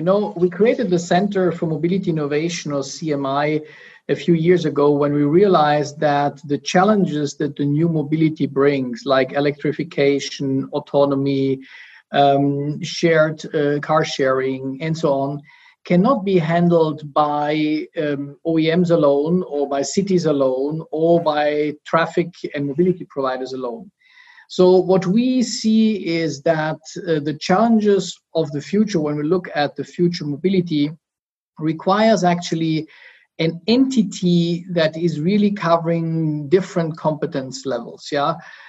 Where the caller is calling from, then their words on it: Munich, Bavaria, Germany; I'm calling in from Munich, Germany.